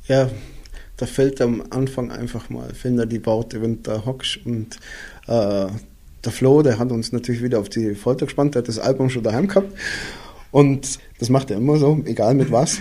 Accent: Füssen, Bavaria, Germany; now in Austria; ich bin ja in Füssen geboren und wohne jetzt mittlerweile in Österreich

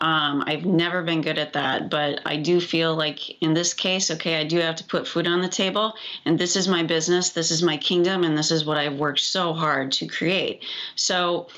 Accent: Iowa, United States; I'm from Iowa

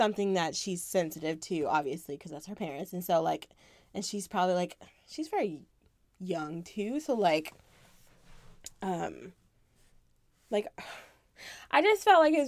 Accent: Florida, United States; It's cool being a Florida kid

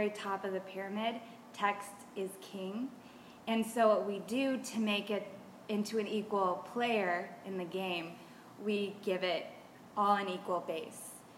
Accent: Seattle, Washington, United States; moved away as an adult; now in Melbourne, United States; I'm originally from Seattle, Washington, and have moved to Melbourne a couple years ago.

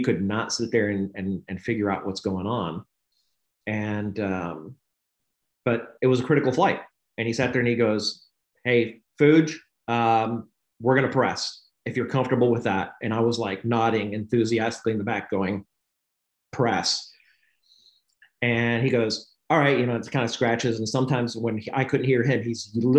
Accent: Knoxville, Tennessee, United States; I grew up in Knoxville, Tennessee

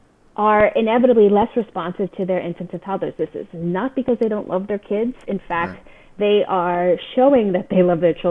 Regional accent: California, United States; That's my home state

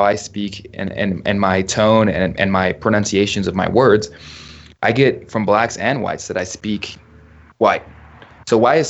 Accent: United States; also born or lived in overseas (birthplace); I'm proud to say I'm an American, although I was born overseas. I'm proud to be an American. I'm proud to be from this country. I'm proud to live in this country.

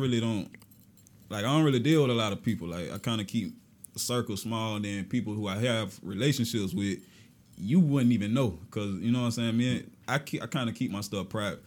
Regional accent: Augusta, Georgia, United States; I was born in Southside. That's where I'm originally from, my family from. But my mom moved us to Georgetown. That's where I've been at since, like, six years old

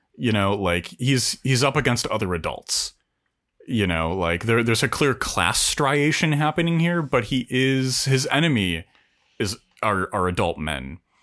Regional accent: United States; I'm too American

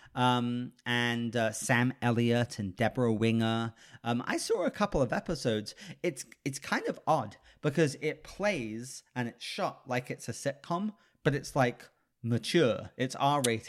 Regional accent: United Kingdom; I'm British

